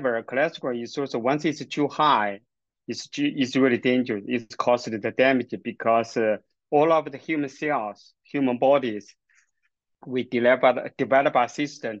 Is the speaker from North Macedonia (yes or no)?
no; China; moved away as an adult; also born or lived in Kingston, Canada / United States; now in Alberta, Canada; I grew up in China, get my university degree and the master training in China. And then I moved to Canada